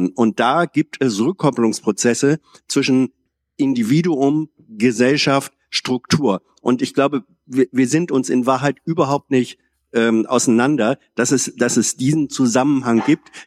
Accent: Hanover, Lower Saxony, Germany; in Niedersachsen bin ich bin ich ein Hannoveraner, äh, in Deutschland bin ich ein Norddeutscher oder wegen mir ein Niedersachse. In der Frage äh, äh, Ost-West jetzt politisch wie geografisch bin ich einer mit einer Westherkunft.

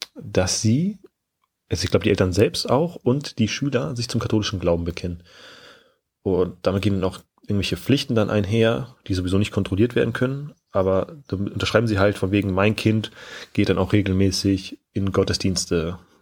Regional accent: Schleswig-Holstein, Germany; moved away as an adult; also born or lived in Lower Saxony; Ich komme gebürtig aus Schleswig-Holstein

